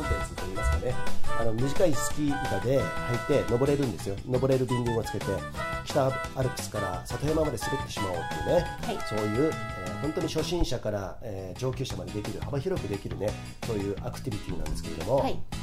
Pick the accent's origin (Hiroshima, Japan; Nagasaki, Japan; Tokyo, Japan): Tokyo, Japan; Komae; 狛江市っていうとこ出身